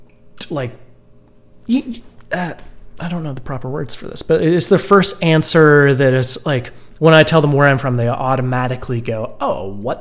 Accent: Central Hampstead, New Brunswick, Canada; moved away as an adult; now in Saint John, Canada; That's where I was born. There's about 18 people there

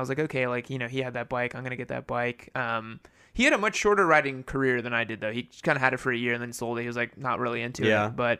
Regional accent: Brazil; so he, so, like, we're from Brazil. And so, like, he... this is, like, back in the 70s.

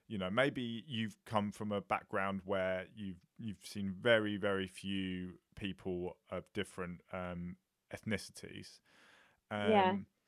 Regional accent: Watford, East of England, United Kingdom; I went to a secondary school, so I'm from Watford

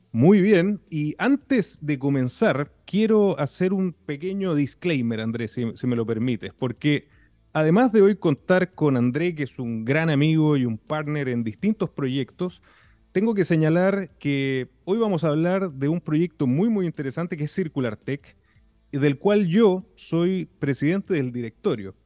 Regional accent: Iquique, Tarapacá, Chile; siendo iquiqueño, siendo tarapaqueño

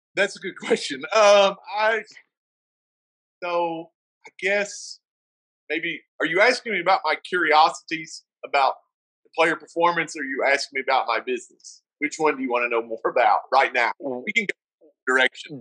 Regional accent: the South, United States; accent: southern; now in Colorado, United States; I'm from the South

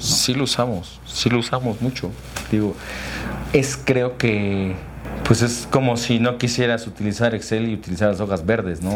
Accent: Tlaxcala, Mexico; also born or lived in Puebla; yo soy originario de Tlaxcala, y estudié allí en escuelas públicas la secundaria y la preparatoria

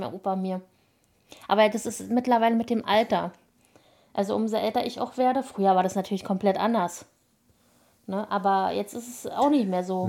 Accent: Berlin, Germany; now in Brandenburg, Germany; Ich bin in Berlin geboren

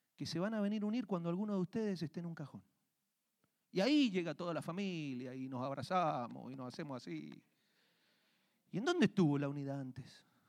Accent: Argentina; now in Colorado, United States; yo crecí en Argentina, vivíamos en una parte, en una finca

